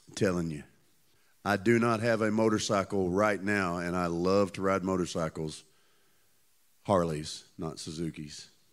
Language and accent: English; Tennessee, United States; I come from Tennessee